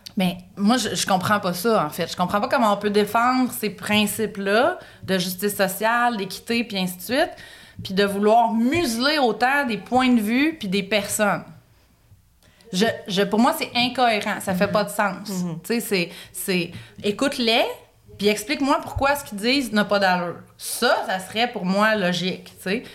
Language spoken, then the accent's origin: French; Quebec, Canada; moved away; je suis québécoise, canadienne